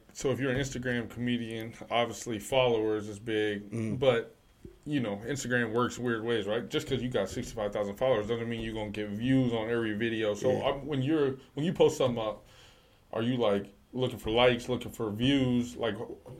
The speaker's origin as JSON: {"language": "English", "town": "Chicago", "region": "Illinois", "country": "United States", "lives_now": "Detroit, United States", "said": "I came from Chicago, so I did all the shit there."}